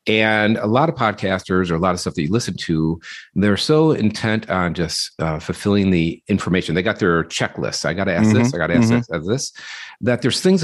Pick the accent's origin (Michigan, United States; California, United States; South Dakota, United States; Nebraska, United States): Michigan, United States; Detroit; I grew up in the Detroit area